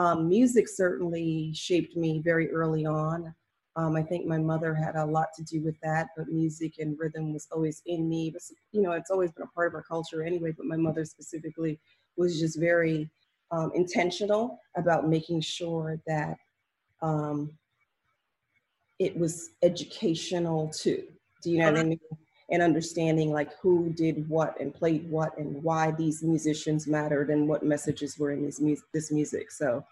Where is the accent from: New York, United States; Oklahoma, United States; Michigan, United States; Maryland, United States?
Maryland, United States; I moved around a lot, but I grew up mostly, I want to say Maryland is the home base. That's where my family's from.